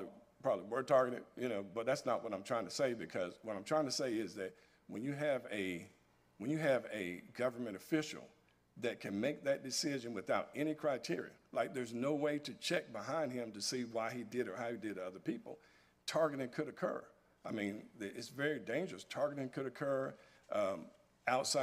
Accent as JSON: {"language": "English", "region": "North Carolina", "country": "United States", "tie": "born or raised there", "said": "I'm born and raised in North Carolina"}